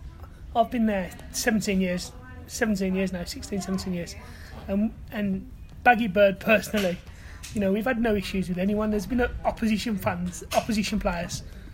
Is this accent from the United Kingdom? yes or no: yes; Smethwick, West Midlands, United Kingdom; also born or lived in Halesowen; I went to a school in Bearwood, in Smedic, so a lot of my mates growing up were Villa fans